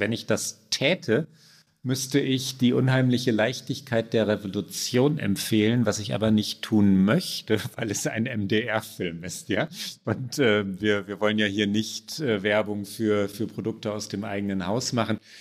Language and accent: German; Germany; bei uns in Deutschland